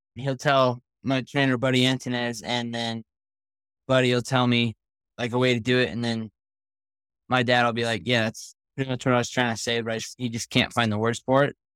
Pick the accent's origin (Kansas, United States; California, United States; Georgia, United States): California, United States; Oak Hills; I'm from Oak Hills, California, and I'm sixteen